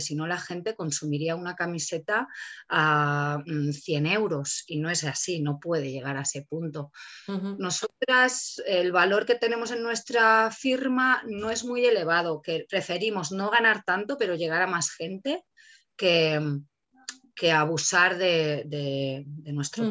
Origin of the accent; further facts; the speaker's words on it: Catalonia, Spain; moved away; Yo que vengo de Cataluña, ahí ya compostábamos hace 15 años